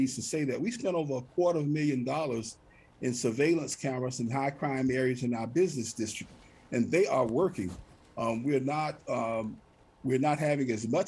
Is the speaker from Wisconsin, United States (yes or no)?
no; Florida City, Florida, United States; Florida City is my hometown. I was born and reared here.